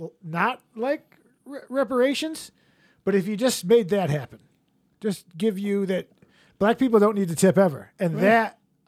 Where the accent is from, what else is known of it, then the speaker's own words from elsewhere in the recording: East Coast, United States; We're all from the East Coast.